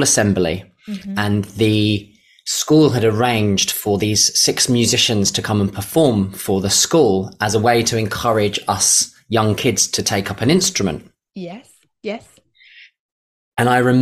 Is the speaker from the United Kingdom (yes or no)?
yes; London, United Kingdom; I was born in East London in the 80s into a working class family. So money was very scarce